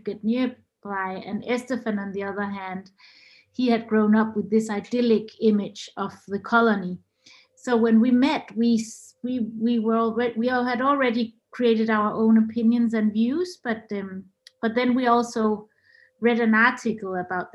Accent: Denmark; I'm half Chilean, half Norwegian, but I was born and grew up in Denmark.

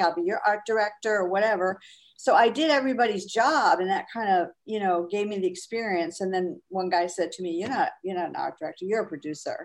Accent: Fall River, Massachusetts, United States; also born or lived in Amherst, Massachusetts / Springfield, Massachusetts / Marblehead, Massachusetts / Boston; I grew up in Fall River, Mass

